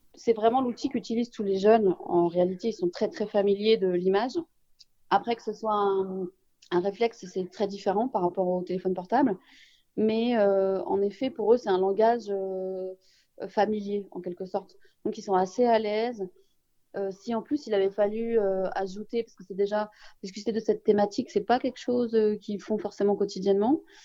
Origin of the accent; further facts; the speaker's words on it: Saint-Ouen, Île-de-France, France; on est de Saint-Ouen, on est au Donien.